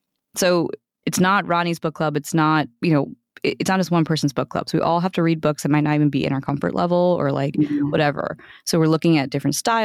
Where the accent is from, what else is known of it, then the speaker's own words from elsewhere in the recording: United States; I'm Indian American